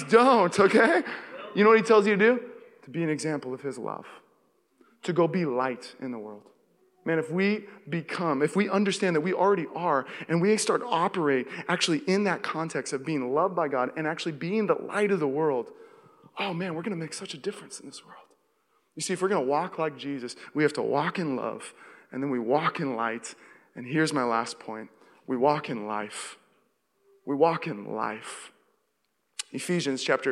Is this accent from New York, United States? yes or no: no; Seattle, Washington, United States; moved away as an adult; also born or lived in Los Angeles; now in Walnut Creek, United States; I grew up in Seattle